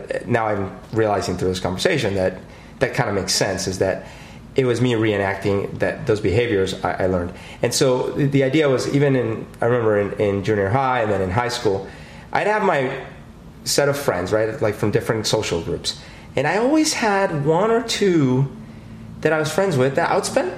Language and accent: English; Colombia; now in Seattle, United States; I grew up in Colombia